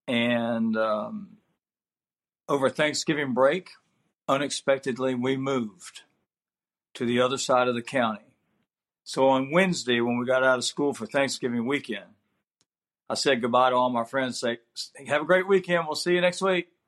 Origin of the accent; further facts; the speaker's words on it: South Carolina, United States; I'm originally from Athens, South Carolina, and I was the third child of Jim and Marie